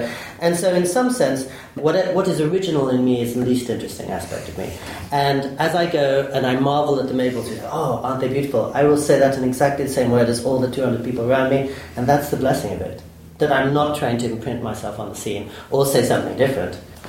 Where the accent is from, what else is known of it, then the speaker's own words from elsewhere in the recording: England, United Kingdom; also born or lived in United States; now in Kyoto, Japan; I did move straight from Midtown Manhattan to a temple in Kyoto, because I thought, growing up in England and the United States, I'd been taught how to speak.